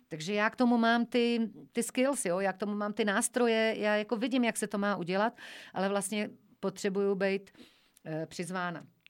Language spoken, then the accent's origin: Czech; Šumperk, Olomouc Region, Czechia; moved away; pocházím ze Šumperka, pocházím taky ze Sudet